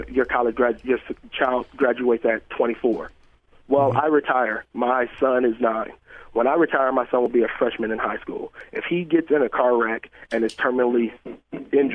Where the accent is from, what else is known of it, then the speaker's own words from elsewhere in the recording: Richmond, California, United States; moved away; I'm originally from California